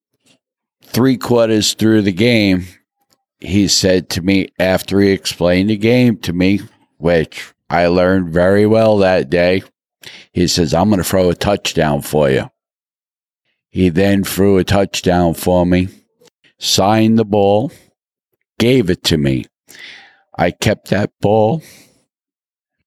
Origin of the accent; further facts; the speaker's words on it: Haskell, New Jersey, United States; I'm from Haskell, New Jersey